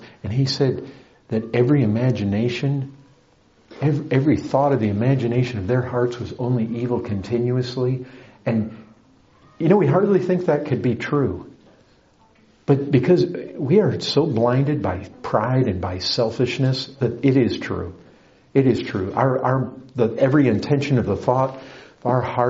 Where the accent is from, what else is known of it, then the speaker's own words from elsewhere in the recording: Paw Paw, Michigan, United States; moved away; also born or lived in Kalamazoo, Michigan; My hometown was about 20 miles away